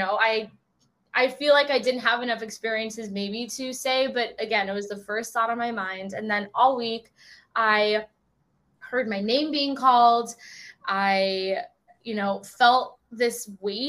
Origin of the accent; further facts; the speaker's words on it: Orange County, California, United States; I grew up in Orange County.